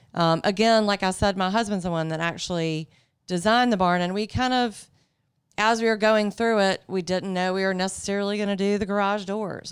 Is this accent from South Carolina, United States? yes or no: yes; Greenville, South Carolina, United States; I grew up in Greenville, so I actually, I didn't grow up out, out at the farm.